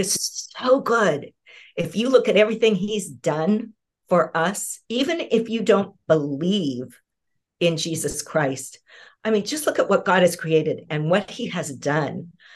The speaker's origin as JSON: {"language": "English", "region": "Southern California", "country": "United States", "moved": "as an adult", "lives_now": "Pacific Northwest, United States", "said": "I'm originally a Southern California girl"}